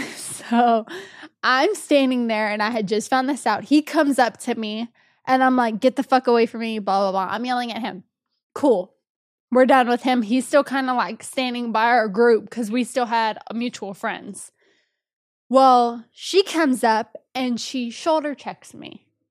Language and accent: English; Texas, United States; moved away; I was back in my hometown in Texas